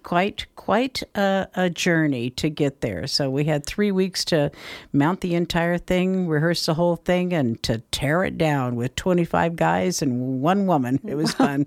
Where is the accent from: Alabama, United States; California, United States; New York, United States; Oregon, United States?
California, United States; Folsom; moved away as an adult; also born or lived in Knob Noster, Missouri; now in Grass Valley, United States; I was raised in Folsom, actually, so not that far away